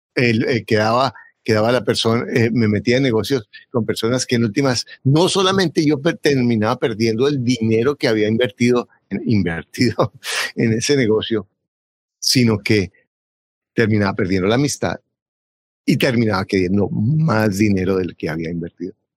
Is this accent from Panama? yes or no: no; Bogotá, Colombia; now in United States; Yo nací en Bogotá y mi papá era un, un, campesino